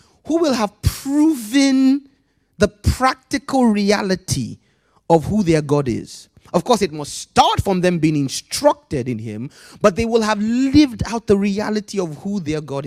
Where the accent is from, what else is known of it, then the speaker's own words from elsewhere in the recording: Nigeria; growing up in Nigeria